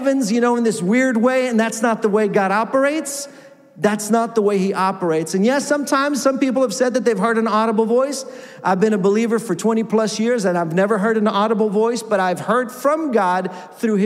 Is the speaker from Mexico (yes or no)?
yes; Mexico; moved away; I grew up in Mexico, and my first position as a pastor was in a Spanish church